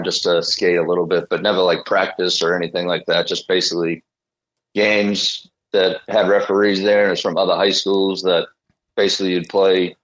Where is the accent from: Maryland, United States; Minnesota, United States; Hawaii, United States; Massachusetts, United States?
Massachusetts, United States; Boston; I'm from Dorchester, Massachusetts